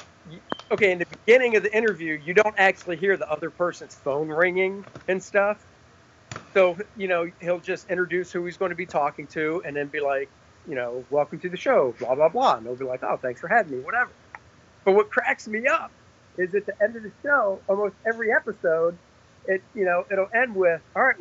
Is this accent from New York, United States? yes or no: no; Charlotte, North Carolina, United States; my hometown, you know, my backyard